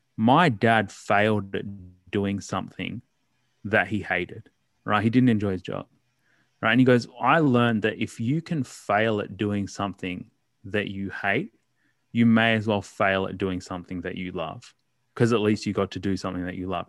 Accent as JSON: {"language": "English", "town": "Melbourne", "region": "Victoria", "country": "Australia", "tie": "born or raised there", "also_born_or_lived": "Ghaziabad, India / Port Lincoln, South Australia", "said": "I grew up primarily in Melbourne"}